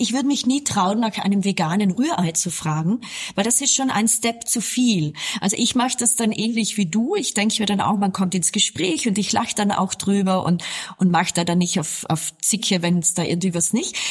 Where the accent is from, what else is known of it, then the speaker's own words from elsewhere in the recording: South Tyrol, Trentino-Alto Adige, Italy; ich bin ja hier in Südtirol aufgewachsen